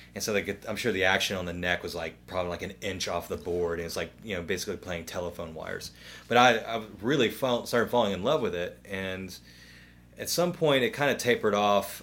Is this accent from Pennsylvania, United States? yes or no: no; Memphis, Tennessee, United States; growing up in Raleigh and Millington and, and Midtown